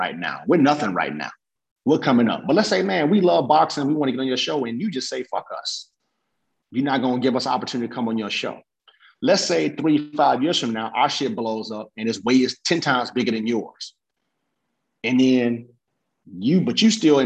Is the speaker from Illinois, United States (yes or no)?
yes; Chicago, Illinois, United States; I'm from the South Side, 87th Street